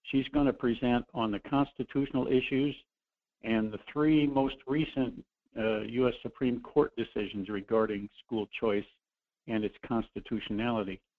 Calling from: Anchorage, Alaska, United States; calling from Anchorage.

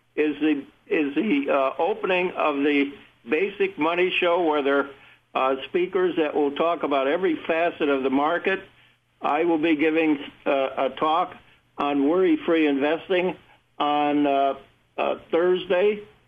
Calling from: Fairlawn, Ohio, United States; I'm calling from, uh, Fairlawn, Ohio. It's a suburb of Akron, Ohio.

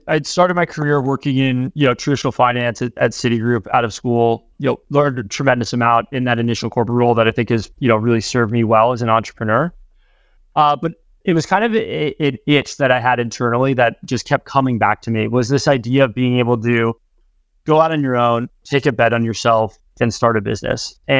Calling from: Hingham, Massachusetts, United States; also born or lived in East Coast; I'm calling in from Hingham, Mass., just south of Boston.

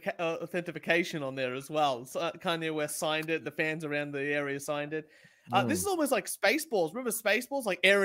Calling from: Australia; We're watching here from Australia

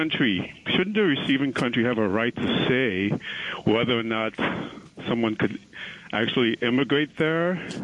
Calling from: New York City, New York, United States; I'm calling from Queens, Astoria.

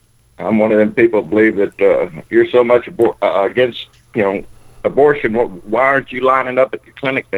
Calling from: South Texas, United States; I'm calling from South Texas.

